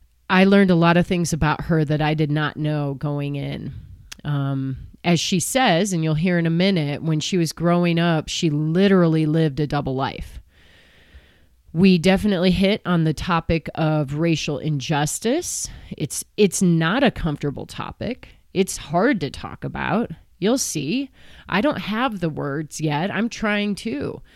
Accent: Illinois, United States; I grew up in the Chicago suburbs with all the privileges and luxuries I needed to do the things I wanted to do to have the success that I've been able to have.

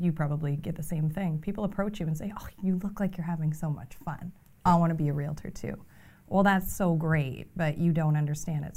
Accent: Fredericton, New Brunswick, Canada; I'm from Fredericton

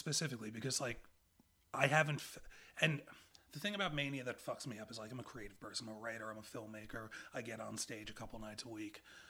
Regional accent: Long Island, New York, United States; Long Island, which is where I grew up.

